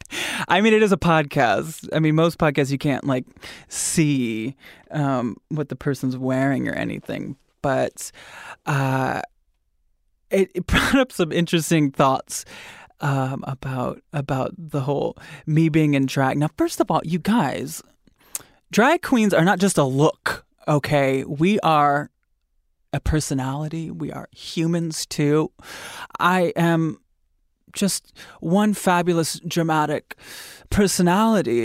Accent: Grand Rapids, Michigan, United States; my hometown, in Michigan

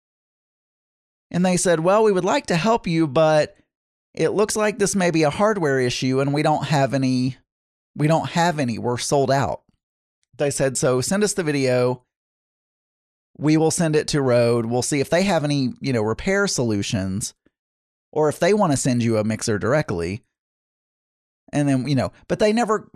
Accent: Warren, United States; moved away; my hometown, Warren

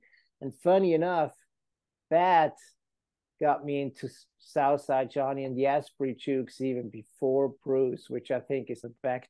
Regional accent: Switzerland; now in United States; I grew up in Switzerland, fell in love with American roots music of all kinds.

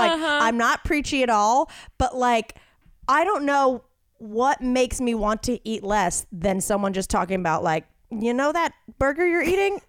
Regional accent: the South, United States; I'm from the South, so it's like second cousin once removed.

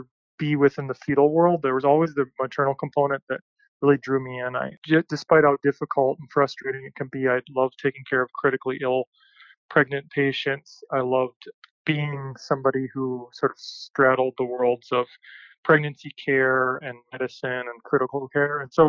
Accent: Minnesota, United States; moved away as an adult; also born or lived in North Carolina / Chicago, Illinois; now in Utah, United States; I grew up in Minnesota.

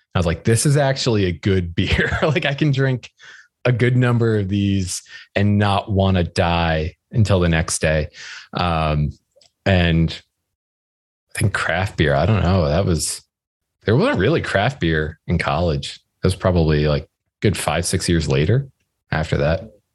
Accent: outside New York City, United States; I grew up outside New York City

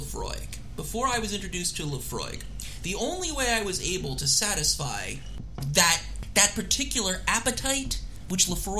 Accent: Philadelphia, Pennsylvania, United States; now in Washington, D.C., United States; Washington, D.C., you know, my hometown for the time. Not where I grew up. I grew up in Philadelphia, but my hometown for the last 22 years.

